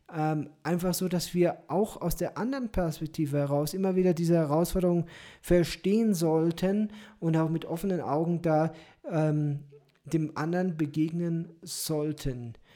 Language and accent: German; Germany